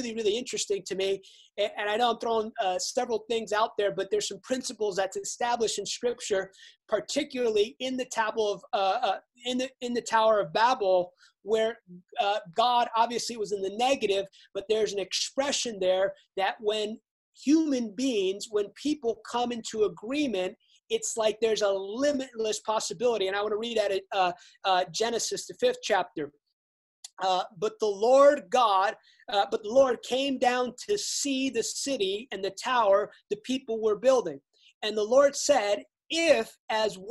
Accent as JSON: {"language": "English", "country": "United States", "said": "obviously I'm American"}